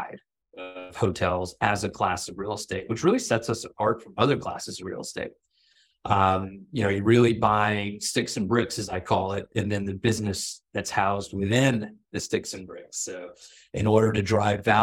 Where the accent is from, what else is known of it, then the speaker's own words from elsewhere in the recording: Florida, United States; also born or lived in Toronto, Canada; I was born in Toronto. We moved to Florida when I was, in kindergarten, not even kindergarten, like pre-K